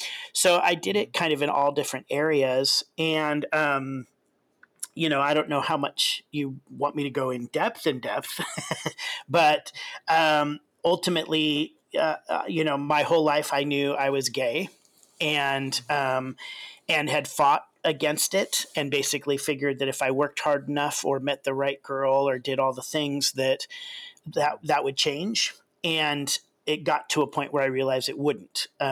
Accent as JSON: {"language": "English", "country": "Kenya", "tie": "born or raised there", "said": "And so, you know, I grew up in Kenya. Even when I was little, my parents were missionaries in Kenya."}